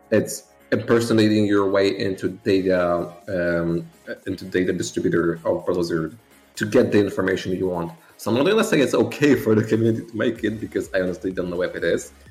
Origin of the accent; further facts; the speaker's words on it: Warsaw, Masovian Voivodeship, Poland; the capital of Poland, and I've lived here ever since. I did move like just, I, I didn't move cities.